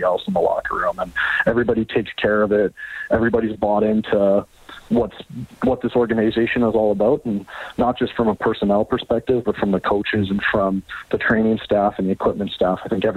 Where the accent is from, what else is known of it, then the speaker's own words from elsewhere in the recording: Canada; coming in as a Canadian, and especially as a Canadian running back